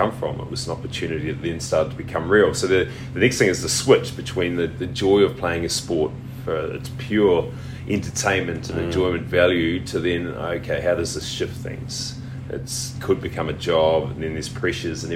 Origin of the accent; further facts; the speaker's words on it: Christchurch, Canterbury, New Zealand; I grew up in Christchurch and grew up just with mum